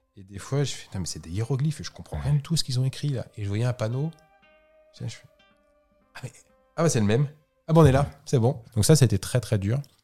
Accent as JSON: {"language": "French", "country": "France", "said": "je suis français"}